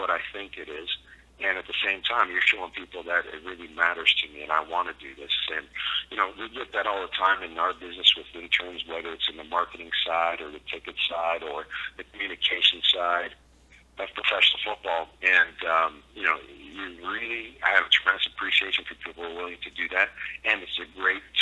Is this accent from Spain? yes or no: no; Canada; As a Canadian kid wanting to be a coach in the CFL